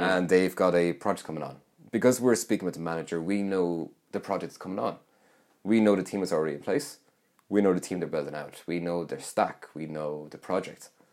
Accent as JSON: {"language": "English", "area": "Roscommon", "region": "Connacht", "country": "Ireland", "moved": "yes", "said": "I'm from Roscommon. So, last Christmas, I was back home"}